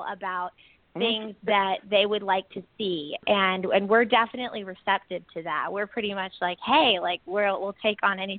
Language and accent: English; South Bay, California, United States; I grew up in South Bay